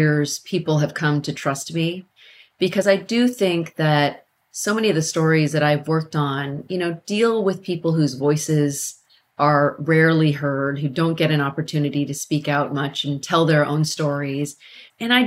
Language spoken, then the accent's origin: English; Carmichael, California, United States; I grew up in Carmichael, California